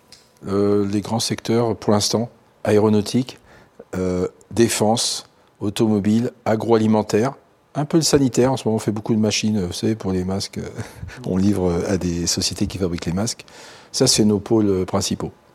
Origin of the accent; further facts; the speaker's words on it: northern Italy, Italy; now in France; je viens du nord de l'Italie.